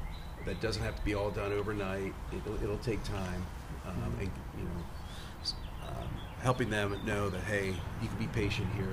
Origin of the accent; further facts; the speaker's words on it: Lancaster, Pennsylvania, United States; also born or lived in Arlington, Virginia; I'm originally from Lancaster